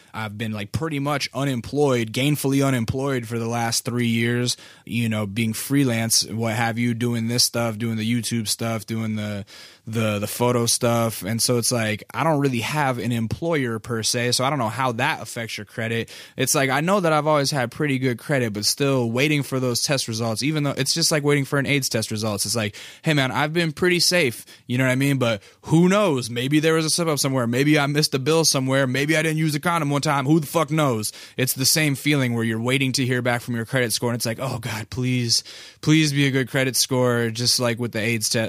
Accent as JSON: {"language": "English", "region": "Alaska", "country": "United States", "moved": "yes", "lives_now": "Culver City, United States", "said": "I'm from Alaska"}